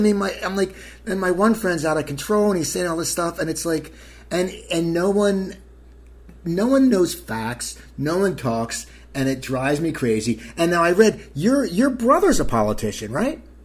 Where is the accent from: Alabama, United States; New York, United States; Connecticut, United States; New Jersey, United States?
New Jersey, United States; Cherry Hill; I grew up in a town called Cherry Hill, New Jersey